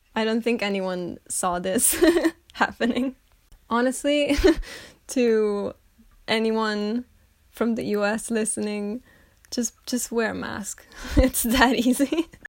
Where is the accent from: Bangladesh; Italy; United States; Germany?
Italy; Sirmione, Lombardy; moved away as an adult; now in Scotland; I'm from Italy, but I study right now in Scotland